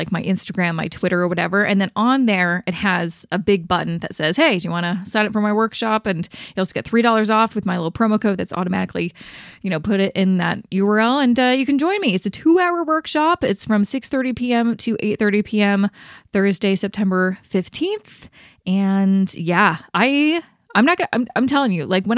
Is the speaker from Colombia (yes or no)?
no; Canada; I'm Canadian